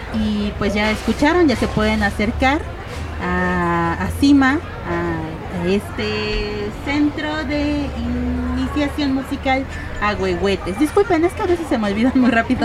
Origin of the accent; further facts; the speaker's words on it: Mexico City, Mexico; nací siendo un albur en la Ciudad de México